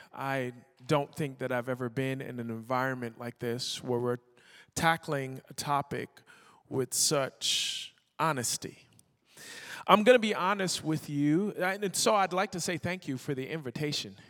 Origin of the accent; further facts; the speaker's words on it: Barbados; moved away; also born or lived in Toronto, Canada; I was born in Toronto and I was raised in Barbados